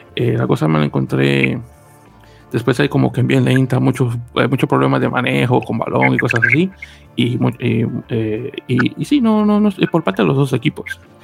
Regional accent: New York, United States; como neoyorquino que soy

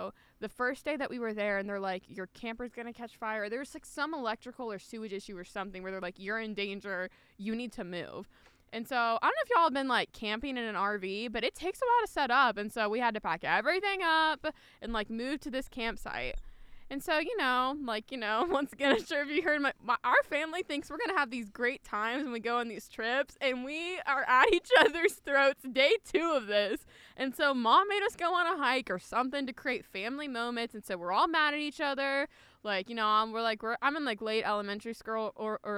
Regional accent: Midwest, United States; We're from the Midwest

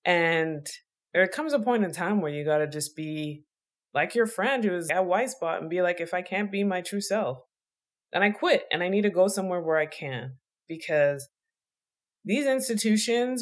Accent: Canada; I grew up in Canada

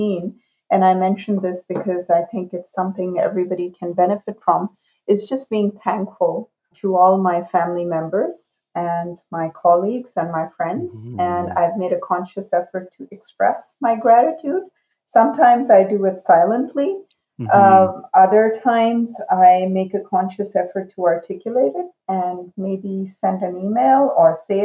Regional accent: Shiraz, Fars, Iran; first language Urdu; English is a second language; also born or lived in Pakistan / Canada; now in Calgary, Canada; my upbringing in a trilingual environment in Shiraz, Iran. My family is originally from Pakistan

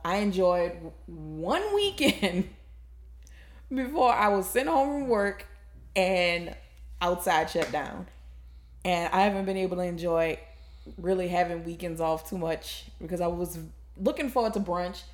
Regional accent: New Orleans, Louisiana, United States; I'm actually born and raised in New Orleans

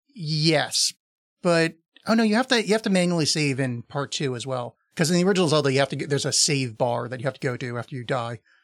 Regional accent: East Coast, United States; I was raised on the East Coast

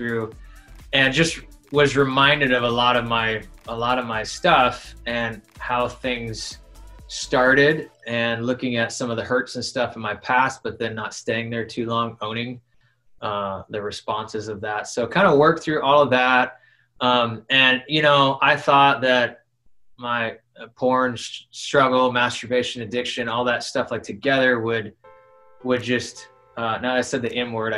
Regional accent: Chicago, Illinois, United States; moved away as an adult; also born or lived in Missouri; now in Alaska, United States; I grew up down in Illinois, suburbs of Chicago

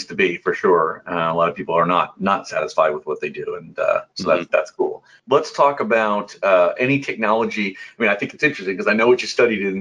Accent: Indiana, United States; I'm from Indiana, and I spent, yeah, the first 19 years of my life there.

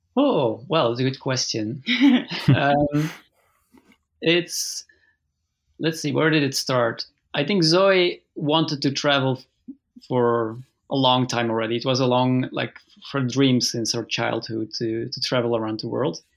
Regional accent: Flanders, Belgium; moved away; also born or lived in Leuven, Belgium; That's where I was born, and then I moved with my parents to the north of Belgium, where I basically lived my whole life

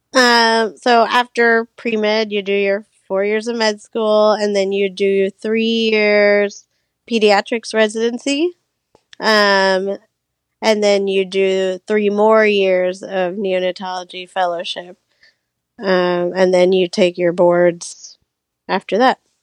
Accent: Orlando, Florida, United States; moved away as an adult; I grew up in Orlando, so I always knew I wanted to come back

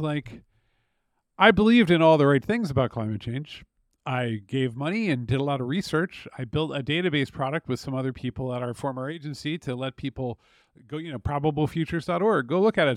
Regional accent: United States; an American who grew up in personally unstable circumstances

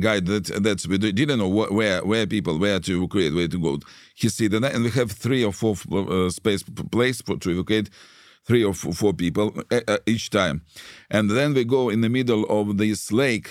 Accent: Saint Petersburg, Russia; English is a second language; moved away as an adult; also born or lived in Israel; now in Kyiv, Ukraine; I was born in Russia. I was born in Leningrad. And at f-, first twenty years I lived there

